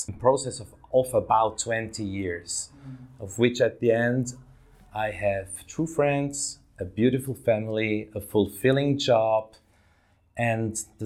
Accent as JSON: {"language": "English", "town": "Davos", "region": "Graubünden", "country": "Switzerland", "tie": "born or raised there", "said": "I grew up in Switzerland, in that little Swiss town of Davos in the mountains."}